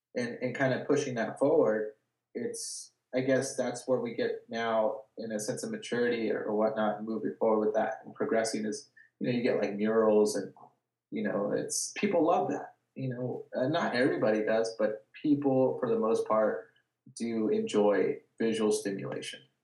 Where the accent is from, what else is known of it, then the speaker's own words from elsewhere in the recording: Watsonville, California, United States; I grew up in Watsonville. Um, it's it's like an hour and a half south of uh, San Francisco